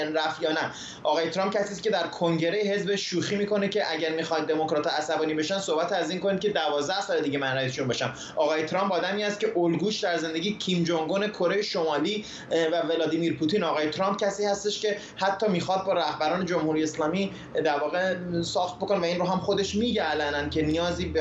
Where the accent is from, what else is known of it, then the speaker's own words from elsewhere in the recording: Iran; now in United States; ما که ایرانی هستیم